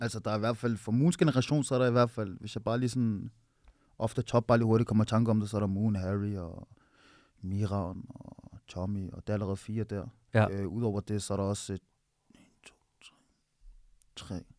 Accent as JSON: {"language": "Danish", "town": "Nivå", "region": "Capital Region of Denmark", "country": "Denmark", "said": "deroppe på, hvor jeg er fra"}